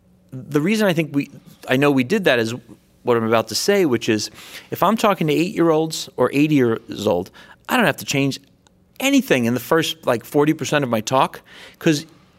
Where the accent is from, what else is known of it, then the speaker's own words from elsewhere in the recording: California, United States; I'm from Silicon Valley.